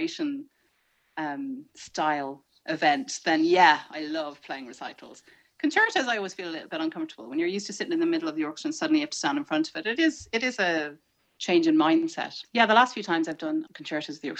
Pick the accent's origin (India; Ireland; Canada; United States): Ireland; as an Irish person